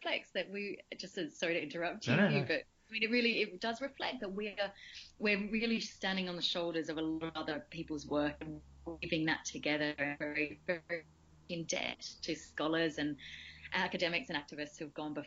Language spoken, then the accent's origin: English; Australia; moved away; I grew up in Australia, on per capita terms, one of the richest countries in the world